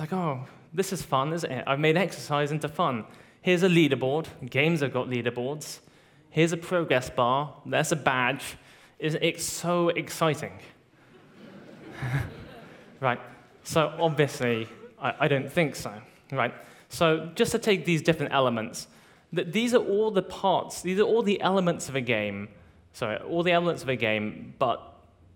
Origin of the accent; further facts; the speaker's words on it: United Kingdom; moved away; my hometown in the UK